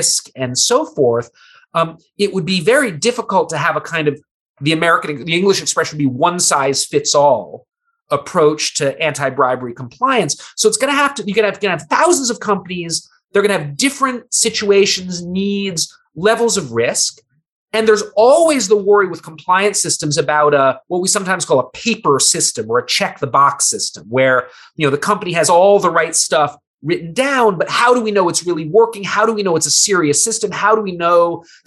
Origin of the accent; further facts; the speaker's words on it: United States; As an American